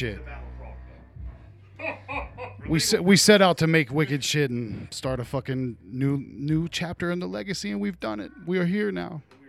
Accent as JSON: {"language": "English", "town": "Portsmouth", "region": "Ohio", "country": "United States", "said": "They said that I'm from Portsmouth, but I'm actually from hell."}